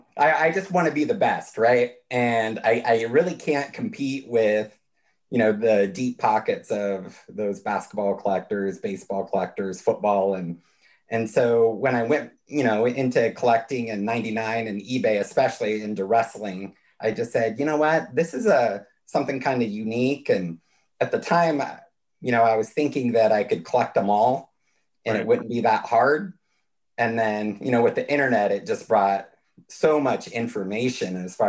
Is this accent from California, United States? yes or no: yes; California, United States; I come from a really rural part of California up near the Oregon border, and my hometown had 1,000 people in it.